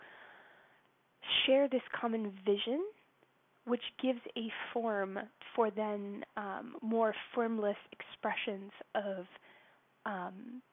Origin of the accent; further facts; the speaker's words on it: United States; I'm from the States, so that's not my native country